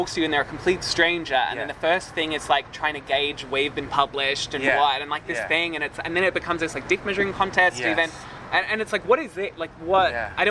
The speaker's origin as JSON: {"language": "English", "town": "Melbourne", "region": "Victoria", "country": "Australia", "moved": "yes", "said": "I'm from Melbourne"}